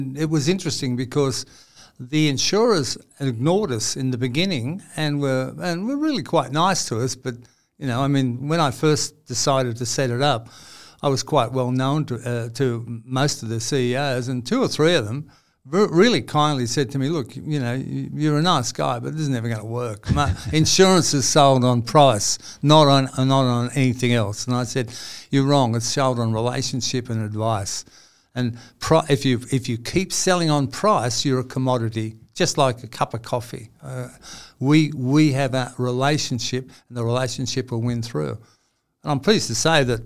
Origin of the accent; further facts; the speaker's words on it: Sydney, New South Wales, Australia; also born or lived in Newcastle / Nelson Bay / Revesby / Panania; I did grow up in Sydney. I was born in Paddington